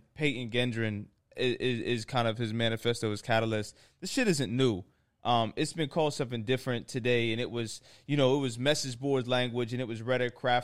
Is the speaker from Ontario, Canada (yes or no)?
yes; Toronto, Ontario, Canada; I'm from Toronto